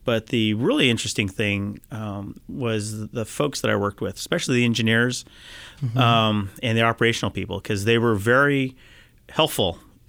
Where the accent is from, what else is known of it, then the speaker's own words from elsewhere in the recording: Mountain View, California, United States; Yep, I back grew up in Mountain View.